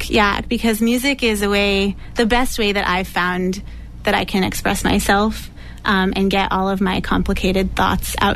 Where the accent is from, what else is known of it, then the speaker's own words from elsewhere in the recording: New Hampshire, United States; now in Somerville, United States; I'm originally from New Hampshire, currently living in Somerville